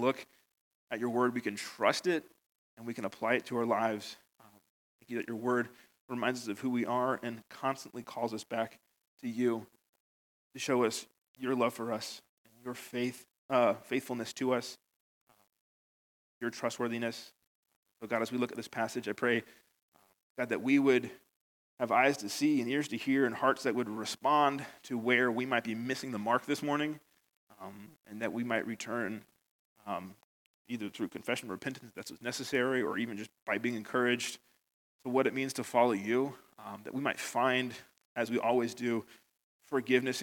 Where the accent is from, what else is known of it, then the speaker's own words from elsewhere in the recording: United States; moved away as an adult; now in Northern Ireland, United Kingdom; you probably noticed from my accent, I'm from America, and I've been here 8 years now